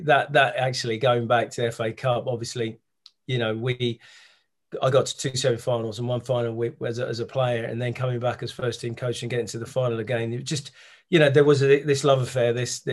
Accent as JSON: {"language": "English", "region": "England", "country": "United Kingdom", "tie": "born or raised there", "also_born_or_lived": "Nigeria", "said": "I was born in Nigeria. My mum's English and white. My dad's Nigerian, and he met my mum in England doing his masters. And they, you know, took her back to Nigeria."}